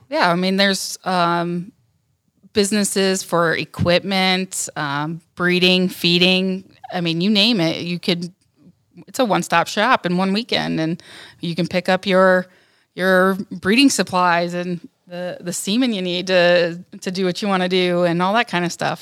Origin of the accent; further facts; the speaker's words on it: Northern Ohio, United States; I'm from Northern Ohio